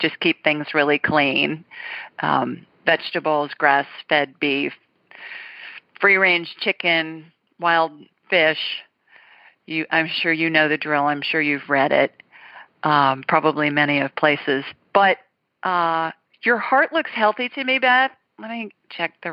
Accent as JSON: {"language": "English", "region": "Ohio", "country": "United States", "tie": "born or raised there", "said": "I was raised in Ohio, so we call it soda pop there"}